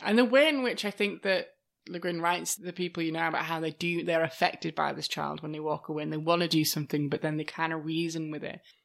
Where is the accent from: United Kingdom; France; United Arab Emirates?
United Kingdom; as British people